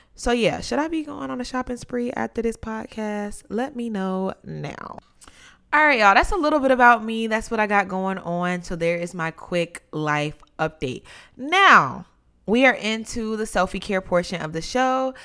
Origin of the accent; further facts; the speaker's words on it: North Carolina, United States; now in Washington, D.C., United States; growing up in North Carolina